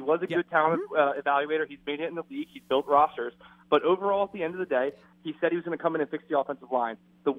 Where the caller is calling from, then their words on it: New Jersey, United States; from New Jersey.